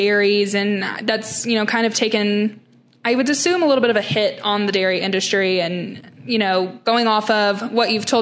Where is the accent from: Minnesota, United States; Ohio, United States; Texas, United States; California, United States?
Texas, United States; I'm from Texas